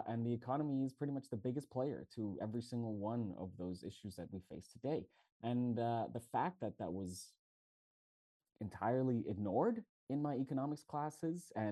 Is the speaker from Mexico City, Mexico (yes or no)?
yes; Mexico City, Mexico; moved away as an adult; also born or lived in Montreal, Canada; now in Barcelona, Spain; I'm from Mexico City, Mexico